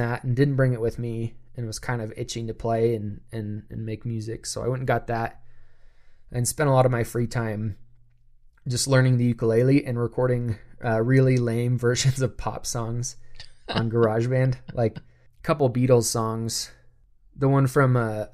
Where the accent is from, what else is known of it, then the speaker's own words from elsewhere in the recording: United States; being an American